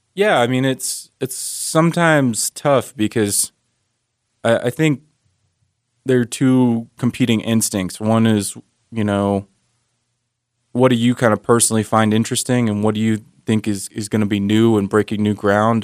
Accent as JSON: {"language": "English", "region": "Maryland", "country": "United States", "moved": "yes", "lives_now": "Utah, United States", "said": "I'm from Maryland originally"}